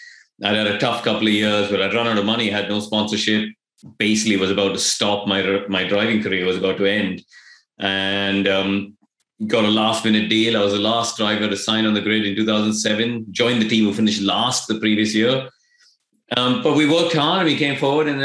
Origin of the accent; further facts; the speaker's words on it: India; moved away; I grew up in India.